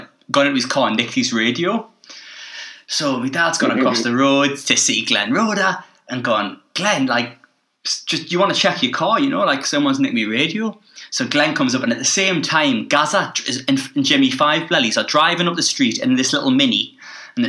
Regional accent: Newcastle upon Tyne, North East England, United Kingdom; I'm from Newcastle, so this is like where I grew up.

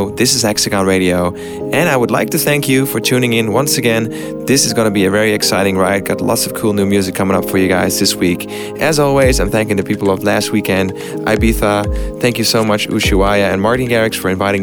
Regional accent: Amsterdam, North Holland, Netherlands; in Amsterdam, my hometown

